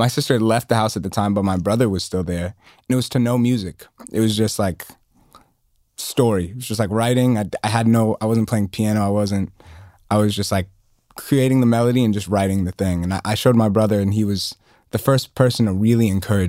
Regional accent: Atlanta, Georgia, United States; growing up in Atlanta and like being first generation African

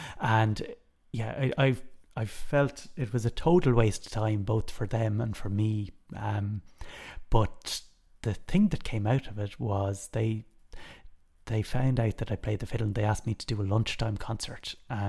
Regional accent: Dublin, County Dublin, Ireland; In Knocklyon and Rathfarnham in Dublin.

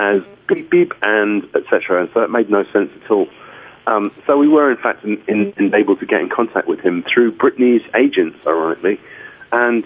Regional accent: London, United Kingdom; I was growing up in London at the time of Stiff Records and punk rock

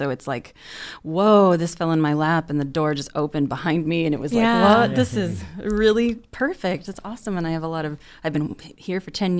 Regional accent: Chicago, Illinois, United States; I'm from Chicago.

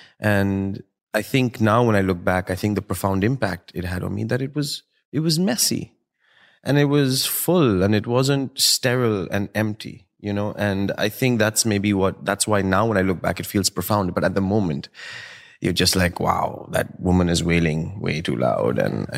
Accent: Delhi, India; The beauty of growing up in India for me was the familial, the idea

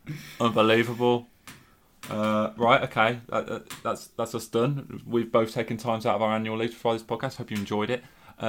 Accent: Solihull, West Midlands, United Kingdom; because I was born in Solly.

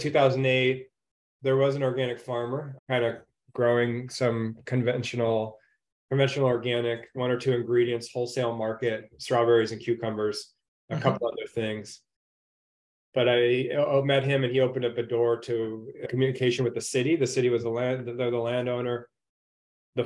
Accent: Orange County, California, United States; I grew up in Orange County as a surfer

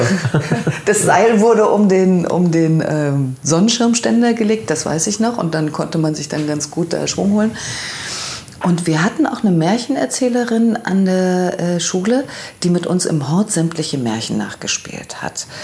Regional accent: Leipzig, Saxony, Germany; moved away as an adult; also born or lived in Oberhausen; bei uns in Leipzig an der Penne

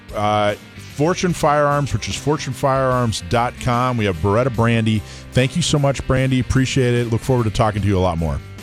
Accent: North Florida, United States; moved away; I grew up in North Florida, um, which you know is basically Lower Alabama, and in the mm-hmm. in the 80s, we moved there in the in the late in the early 80s

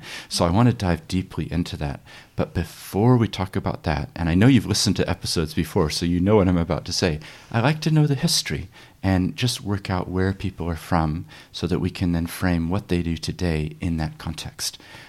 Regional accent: Papakaio, Otago, New Zealand; But I grew up in New Zealand, so it's very confusing for people. But we moved down to near Oamaru, just north, a little place called Papakaio.

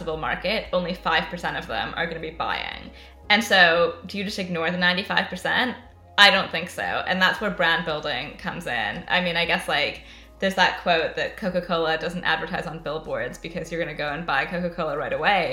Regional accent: Canada; accent: West Coast North American; moved away as an adult; now in London, United Kingdom; I'm Canadian originally. I moved to London 13 years ago. I have not picked up any form of the accent. I have no idea why. I think I just have a really strong West Coast North American accent

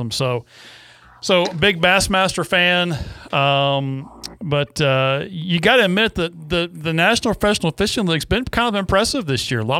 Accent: Massachusetts, United States; now in Alabama, United States; I'm in Alabama. I've been in Alabama for ten years.

